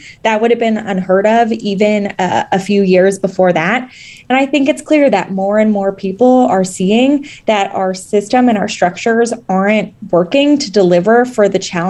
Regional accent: California, United States; And frankly, as a Californian, you know, I think it's important to say the Senate is already anti-small d Democratic.

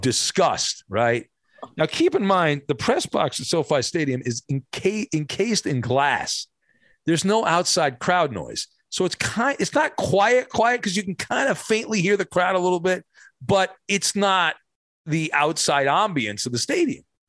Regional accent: Irvine, California, United States; I grew up in Irvine

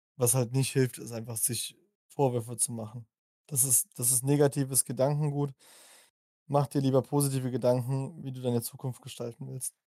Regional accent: Germany; ich bin Deutscher

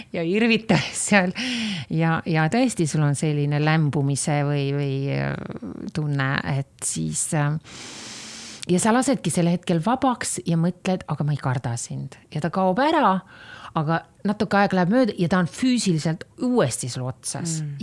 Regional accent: Estonia; kõik me olime ju sellised Eesti patrioodid

